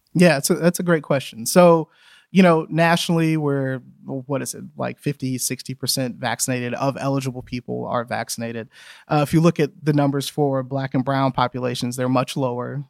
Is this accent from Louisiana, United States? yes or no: yes; Louisiana, United States; moved away; I grew up in Louisiana